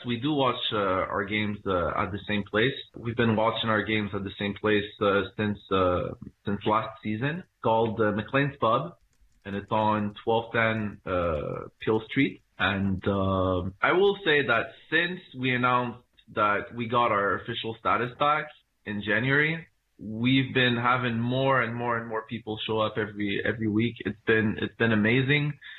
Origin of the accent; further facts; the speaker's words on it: Montreal, Quebec, Canada; I am from Montreal. I was born in Canada, uh, but my family is from, uh, Morocco.